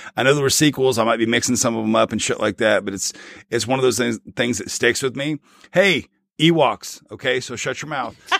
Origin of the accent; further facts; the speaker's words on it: the South, United States; If you didn't have Superstation TBS Channel 17 growing up in the South